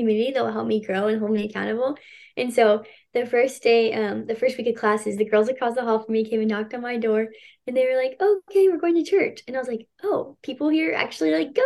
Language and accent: English; Houston, Texas, United States; I grew up in Houston too my whole life